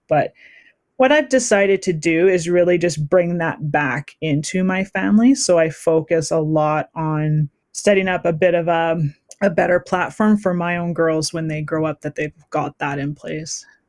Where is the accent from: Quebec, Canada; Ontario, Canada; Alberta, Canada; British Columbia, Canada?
British Columbia, Canada; Surrey; moved away as an adult; also born or lived in Saskatoon, Saskatchewan; now in Kamloops, Canada; I'm originally from Surrey, BC, but uh, my Metis family uh, comes from Saskatchewan, and that's where I spent a good portion of my adult life